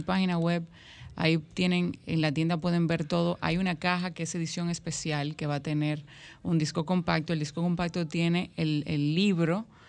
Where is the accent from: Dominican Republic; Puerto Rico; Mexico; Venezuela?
Dominican Republic; nosotros como dominicanos